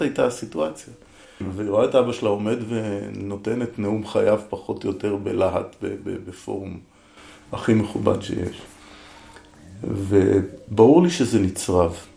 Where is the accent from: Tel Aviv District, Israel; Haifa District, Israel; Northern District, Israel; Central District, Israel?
Haifa District, Israel; Haifa; now in Negev, Israel; אני בעצם יליד חיפה